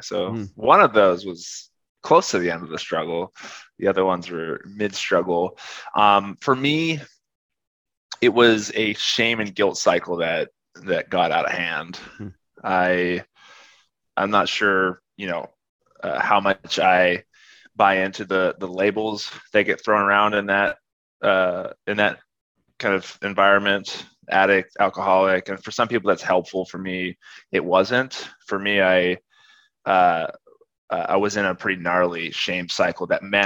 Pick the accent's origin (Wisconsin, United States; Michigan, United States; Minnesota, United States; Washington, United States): Washington, United States; Seattle; moved away as an adult; also born or lived in Arkansas; now in Texas, United States; I grew up in Seattle area